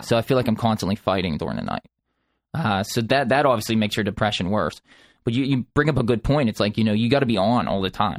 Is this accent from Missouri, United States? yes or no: no; Dormont, Pennsylvania, United States; I grew up in Pittsburgh in a small town called Dormont, and I'm, I, I still reside in Pittsburgh